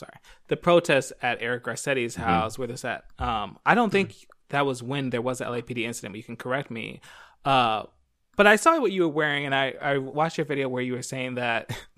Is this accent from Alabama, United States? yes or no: no; Philadelphia, Pennsylvania, United States; now in Los Angeles, United States; for me, especially growing up on the East Coast, LA doesn't really feel like a black city. Like, when I grew up in Philly